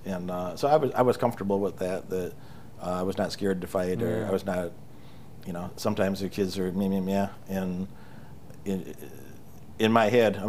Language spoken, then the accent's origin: English; Chicago, Illinois, United States; Where I grew up in Chicago area, there's a lot of, I grew up with a lot of violence around too.